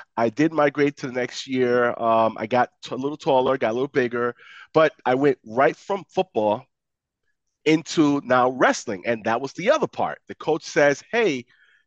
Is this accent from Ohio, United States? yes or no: no; New York City, New York, United States; I grew up in the Bronx